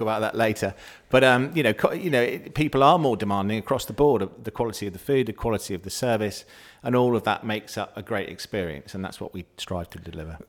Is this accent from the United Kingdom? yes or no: yes; Somerset, South West England, United Kingdom; I'm a Somerset lad. I'm from Somerset and I grew up thankfully, with what I believe is probably the best festival in the world